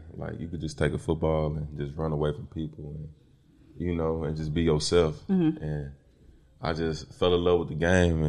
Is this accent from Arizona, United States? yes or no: no; East St. Louis, Illinois, United States; moved away